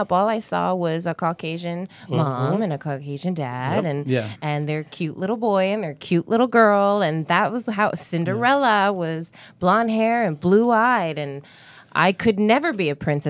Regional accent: Vancouver area countryside, British Columbia, Canada; I grew up in the countryside. I grew up on a horse farm, and we were kind of in the middle of nowhere. So it was a lot of white people.

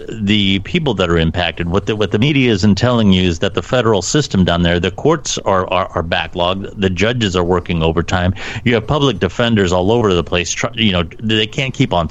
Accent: Ohio, United States; being from Ohio, and especially my part of the world, which is a beer and football town

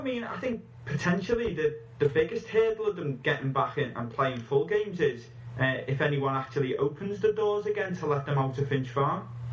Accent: England, United Kingdom; I'm an Englishman

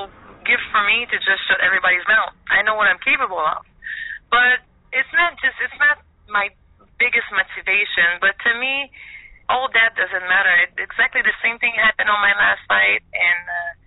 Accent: Montreal, Quebec, Canada; moved away as an adult; now in Florida, United States; I'm from Montreal

